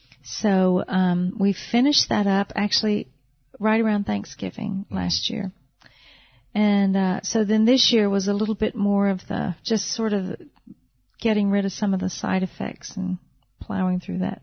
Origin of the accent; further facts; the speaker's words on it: North Carolina, United States; about 2 years ago, we moved to North Carolina, my home state.